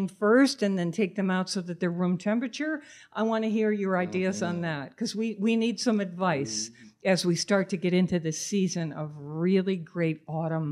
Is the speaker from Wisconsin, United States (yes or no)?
no; Manchester, Connecticut, United States; when I was a short time growing up in Manchester, Connecticut